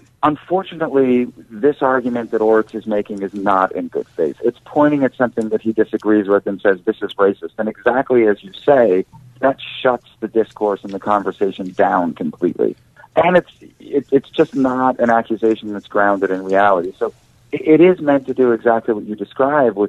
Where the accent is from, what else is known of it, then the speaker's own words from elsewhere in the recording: Philadelphia, Pennsylvania, United States; I'm from Philadelphia